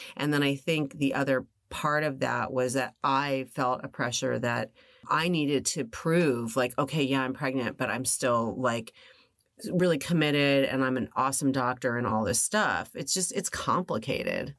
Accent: Los Angeles, California, United States; I was born and raised here

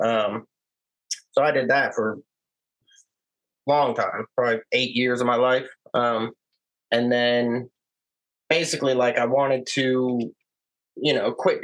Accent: Palm Harbor, Florida, United States; moved away; also born or lived in Sunrise, Florida; I pretty much grew up in Pinellas County, Hillsborough County, that whole area, basically Tampa Bay, the surrounding area of Tampa

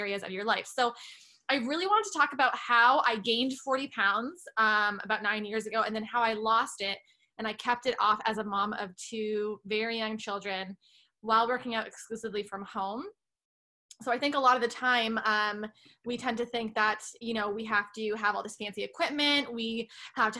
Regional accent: Canada; moved away; I'm originally Canadian.

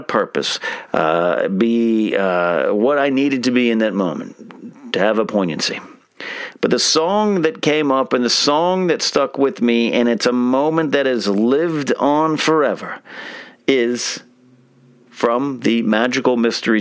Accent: Arroyo Grande, California, United States; moved away; my high school in Arroyo Grande, California

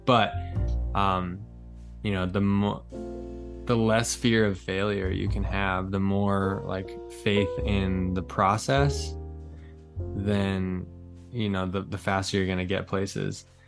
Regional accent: United States; as an American

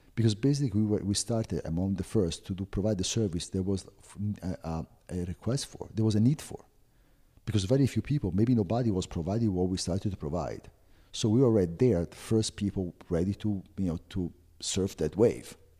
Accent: Florence, Tuscany, Italy; English is a second language; moved away as an adult; now in United States; I was born and raised in Florence

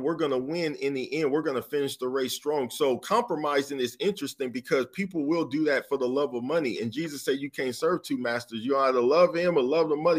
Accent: United States; I'm an American

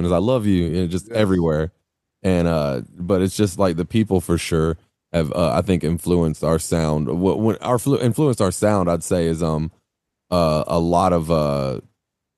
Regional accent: Greenwood, South Carolina, United States; now in Greenville, United States; I've been here almost my whole life. I was here until I was about 8 years old. My parents divorced. I moved to like Greenwood.

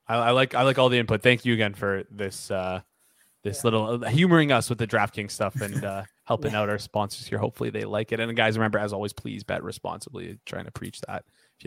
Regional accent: Toronto, Ontario, Canada; I'm from Toronto

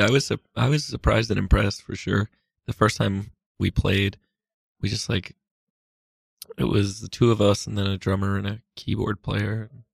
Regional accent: Massachusetts, United States; now in New York, United States; I grew up in Massachusetts, but I've lived in New York for a while.

